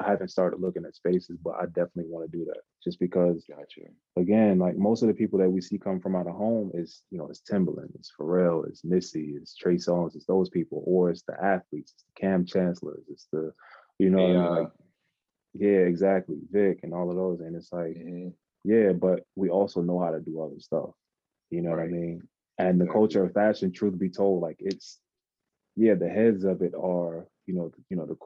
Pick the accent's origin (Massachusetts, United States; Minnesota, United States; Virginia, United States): Virginia, United States; Norfolk; moved away as an adult; now in Paris, France; I was born in Norfolk General Hospital